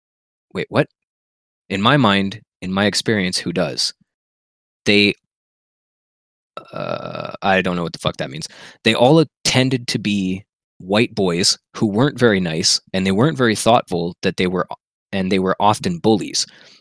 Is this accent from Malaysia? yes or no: no; Canada; growing up in Canada, you know who Don Cherry is.